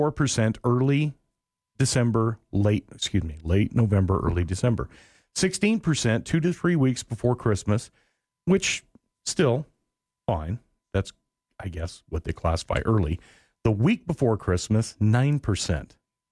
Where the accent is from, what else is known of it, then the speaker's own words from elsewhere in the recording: Portland, Oregon, United States; I grew up in Portland